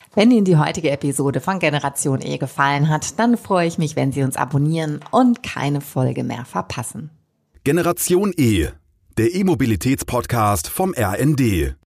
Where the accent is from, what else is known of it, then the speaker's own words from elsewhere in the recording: Germany; wir als Deutsche